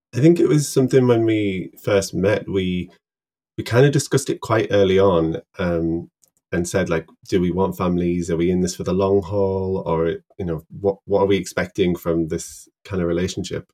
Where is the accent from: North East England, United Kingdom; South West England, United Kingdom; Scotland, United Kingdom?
North East England, United Kingdom; Middlesbrough; moved away as an adult; now in Newcastle, United Kingdom; I'm a pharmacist from Middlesbrough